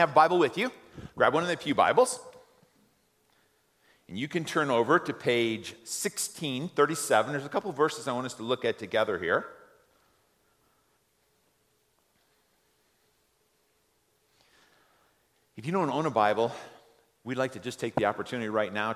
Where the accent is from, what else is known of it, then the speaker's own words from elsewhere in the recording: United States; we as American